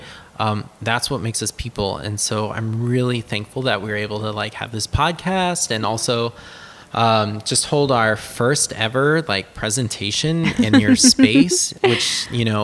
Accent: New Orleans, Louisiana, United States; now in Texas, United States; We live in Texas now. We're from New Orleans.

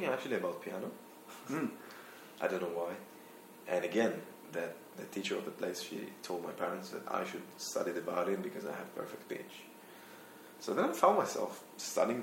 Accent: Israel; accent: Israeli; moved away; also born or lived in London; I'm from Israel, actually. Now I'm turning to the Israeli accent

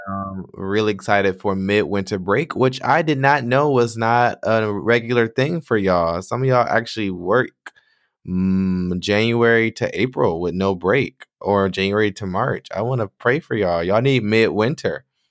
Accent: Michigan, United States; moved away as an adult; I decided to move back to my home state, my home city

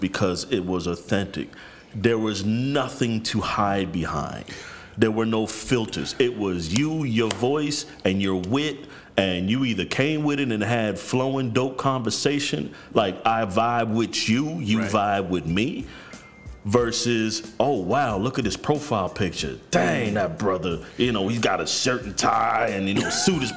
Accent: New York, United States; I'm from New York

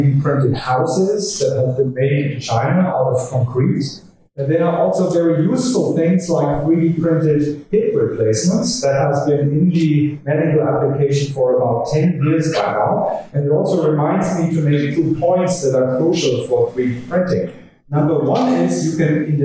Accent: Germany; accent: German; English is a second language; my charming German accent

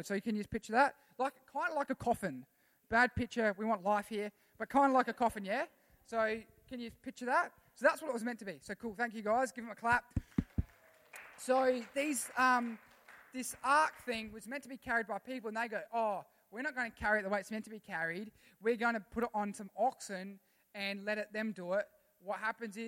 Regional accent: Australia; I'm a citizen of heaven before I'm an Australian

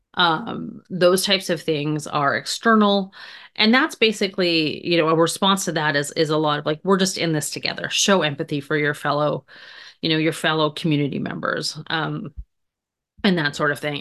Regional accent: Canada; moved away as an adult; also born or lived in Grand Forks, North Dakota; I grew up in Canada

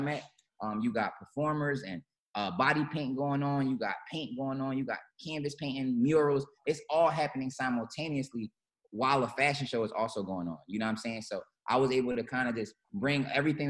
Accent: Philadelphia, Pennsylvania, United States; also born or lived in Los Angeles; I'm from Philly.

